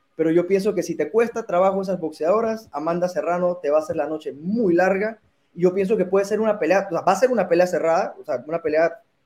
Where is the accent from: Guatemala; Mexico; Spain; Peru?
Mexico; Yo, como mexicano